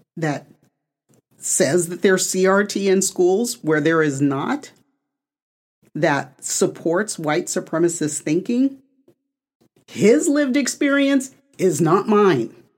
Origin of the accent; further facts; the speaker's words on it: United States; I am North American, right? Born in, on the continent of North America